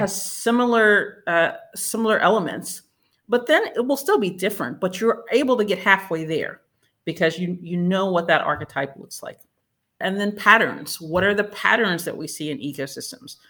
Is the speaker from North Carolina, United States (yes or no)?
yes; Winston-Salem, North Carolina, United States; now in Durham, United States; my hometown of Winston-Salem